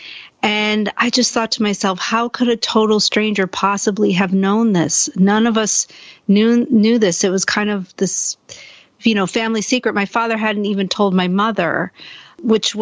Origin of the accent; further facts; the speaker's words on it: Buffalo, New York, United States; I grew up in Buffalo, New York, which is in upstate New York